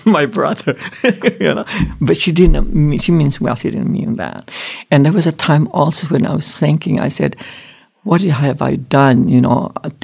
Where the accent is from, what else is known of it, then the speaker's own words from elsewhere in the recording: Philippines; moved away; I grew up in the Philippines, and then the whole family moved here. So I went to school in the Philippines